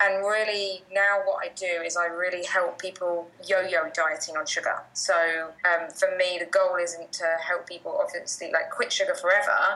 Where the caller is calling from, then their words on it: Bali, Indonesia; I am, yeah. So I'm falling away from Bali, so I know it's uh, a bit colder in the UK at the moment.